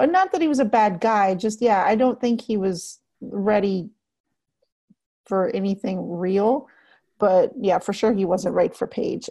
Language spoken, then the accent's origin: English; Texas, United States; I'm a native Texan